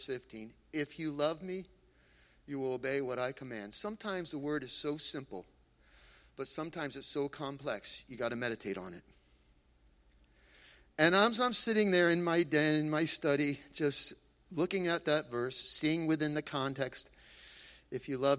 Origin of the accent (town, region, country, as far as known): Freehold, New Jersey, United States